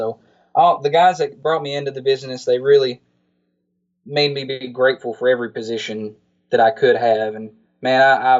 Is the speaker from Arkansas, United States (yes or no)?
yes; Arkansas, United States; Yeah, I'm from Arkansas and there's not too much running around here